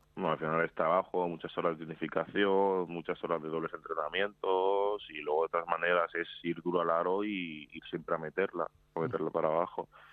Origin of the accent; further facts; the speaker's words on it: Madrid, Community of Madrid, Spain; also born or lived in Seville; Nací en Sevilla, pero nada, estuve ahí un año y, pocos meses, un año y medio o así. Y luego ya he estado toda la vida en Madrid. Vamos, soy más madrileño que sevillano.